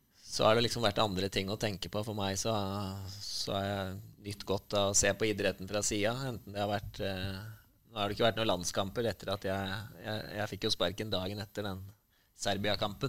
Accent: Grue, Innlandet, Norway; jeg vokste opp i, i Grue

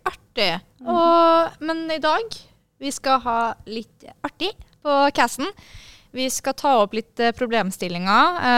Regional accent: Bergen, Vestland, Norway; Bergen. Jeg er fra Bergen.

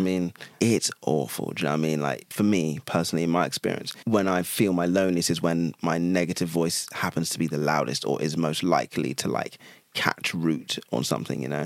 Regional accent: Chelmsford, East of England, United Kingdom; I was born in Chelmsford, which is a like I mean, it's now a city

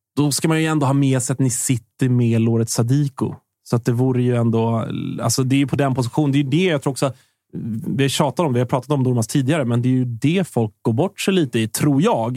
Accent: Stockholm, Stockholm County, Sweden; Jag är ju från västerort, så, att, mm. så här, mm. Bromma är ju min, det är mina hemtrakter

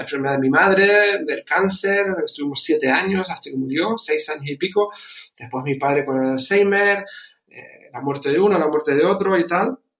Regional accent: Canary Islands, Spain; moved away as an adult; also born or lived in Germany; now in Bucharest, Romania; he criado, como dijiste, dijiste, desde los 11 en, España, concretamente en Canarias. De ahí mi, acento

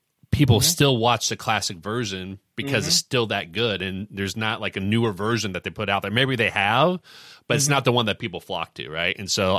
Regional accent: Indiana, United States; we can relate to, you know, growing up in Indiana.

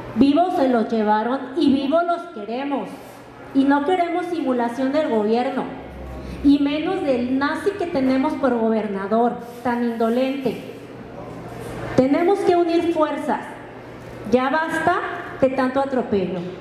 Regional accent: Temacapulín, Jalisco, Mexico; vengo de la comunidad de Temacapulín

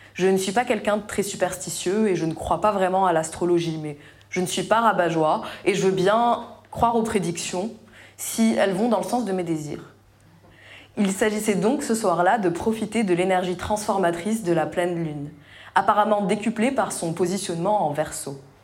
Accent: Tunisia; moved away as an adult; j'ai quitté ma Tunisie natale après le lycée et construit ma vie ailleurs

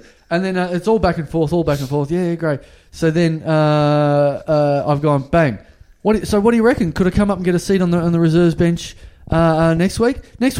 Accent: Maryborough, Victoria, Australia; Maryborough, my hometown.

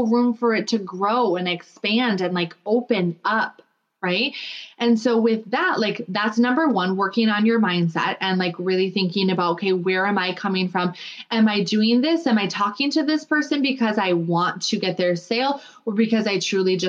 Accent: Minnesota, United States; now in North Dakota, United States; I live in North Dakota now, but I'm from Minnesota.

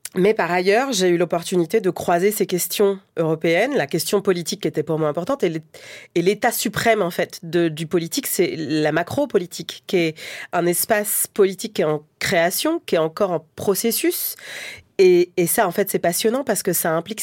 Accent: Longjumeau, Île-de-France, France; Donc moi j'ai grandi en grande banlieue, dans l'Essonne, euh, dans un quartier qui est multi-relégué, euh, à Longjumeau, dans les quartiers sud, une cité

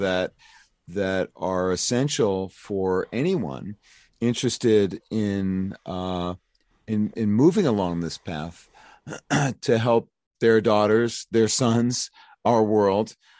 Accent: New York, United States; now in Philadelphia, United States; I'm from New York, but I live in Philly and I have been here for thirty-five years

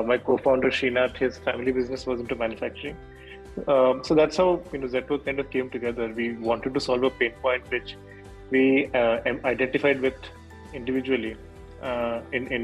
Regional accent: Bhubaneswar, Odisha, India; moved away as an adult; also born or lived in Chennai / Mysore / United States; I grew up in Bhubaneswar, that's where I'm from

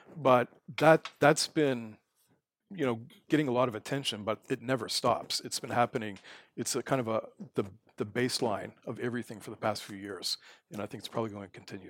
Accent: Canada; moved away as an adult; also born or lived in South Korea / Taiwan; now in Abu Dhabi, United Arab Emirates; I'm from Canada

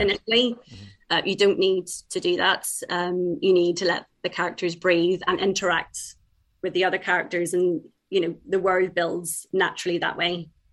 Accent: Ireland; also born or lived in England; I've lived in Ireland for about 30 years now. Um, but uh, I was born in England, but uh, we moved over when I was young, and all my family's from Ireland

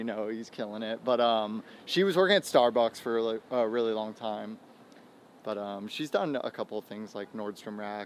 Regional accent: Temecula, California, United States; also born or lived in Auburn, Washington / New Jersey; now in Hollywood, United States; I've lived, like, most of my life in Temecula. I moved there when I was in, like, fourth or fifth grade from Auburn, Washington. So, like, I spent some time in Auburn, like, all my elementary school years, but I was born in Jersey

